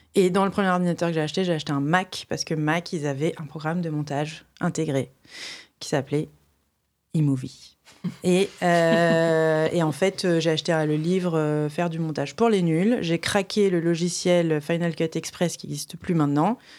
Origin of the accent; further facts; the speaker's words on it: Reims, Grand Est, France; je viens d'une ville de province, enfin, je viens du, coup pas de Paris, donc euh, je viens de Reims